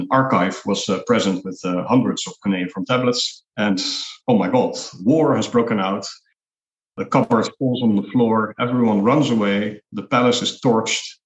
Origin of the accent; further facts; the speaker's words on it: Netherlands; now in Nicosia, Cyprus; I'm originally from the Netherlands